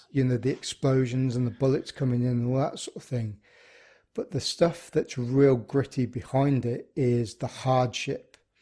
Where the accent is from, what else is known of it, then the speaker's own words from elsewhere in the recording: Birmingham, West Midlands, United Kingdom; I grew up in Birmingham